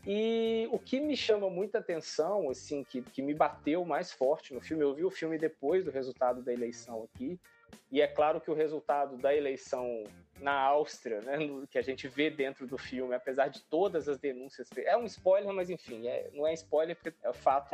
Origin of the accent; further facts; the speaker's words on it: Brazil; nós, enquanto brasileiros